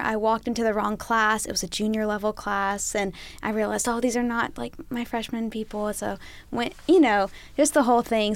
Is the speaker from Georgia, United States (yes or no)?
no; Helena, Alabama, United States; I'm a junior majoring in medical industrial distribution from Helena, Alabama